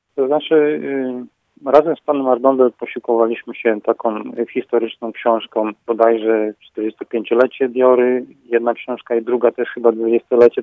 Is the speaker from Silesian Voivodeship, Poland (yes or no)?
no; Radomsko, Łódź Voivodeship, Poland; now in Dzierżoniów, Poland; Ja się urodziłem daleko stąd, w Radomsku, a dzierżeniawianinem jestem dopiero 20 lat